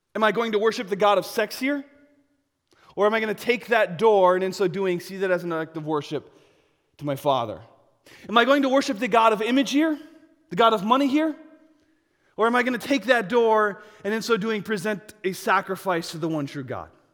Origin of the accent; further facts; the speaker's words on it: United States; I'm American.